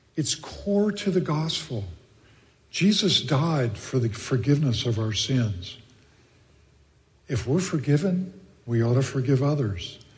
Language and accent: English; Texas, United States; moved away; I grew up in Texas